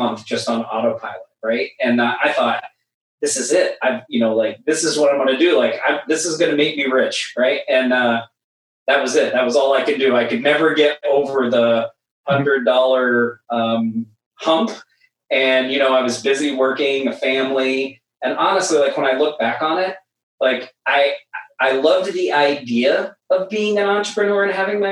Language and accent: English; Oklahoma, United States; moved away as an adult; now in Maui, United States; I'm originally from Oklahoma. I haven't always lived in Maui. I moved here in 2010